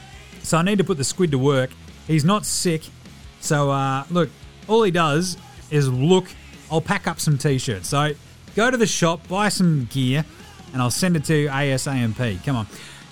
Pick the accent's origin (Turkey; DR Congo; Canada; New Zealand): New Zealand; I'm a Kiwi. I just say the thing and it just sounds like the thing.